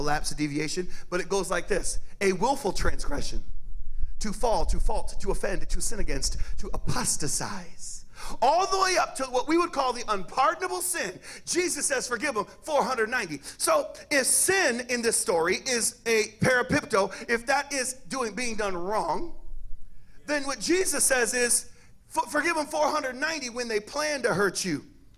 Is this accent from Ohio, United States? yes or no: no; Cajun, Louisiana, United States; I'm Cajun